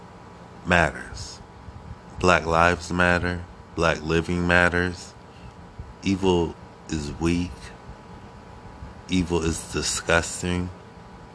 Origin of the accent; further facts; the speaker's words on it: Akron, Ohio, United States; now in New York City, United States; I'm originally from Akron, Ohio. A-K-R-O-N. Ohio.